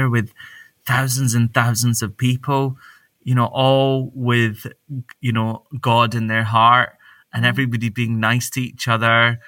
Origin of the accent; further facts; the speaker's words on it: Glasgow, Scotland, United Kingdom; when I grew up in Glasgow